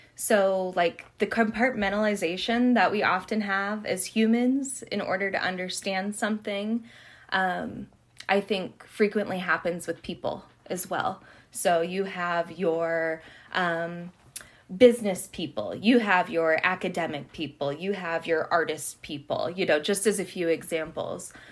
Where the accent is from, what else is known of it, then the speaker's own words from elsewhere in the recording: Havre, Montana, United States; I grew up in Haver, Montana. I'm very much of the prairie